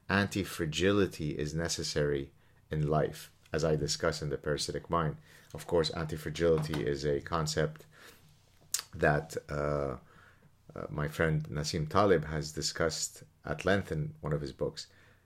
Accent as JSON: {"language": "English", "country": "Lebanon", "tie": "born or raised there", "said": "I mean, again, think about the world that I grew up in Lebanon. Think about what I have faced, what my family has faced in Lebanon."}